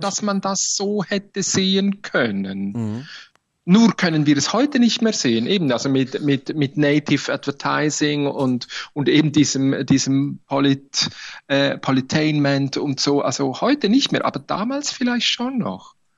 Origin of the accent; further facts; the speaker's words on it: Switzerland; bei uns in der Schweiz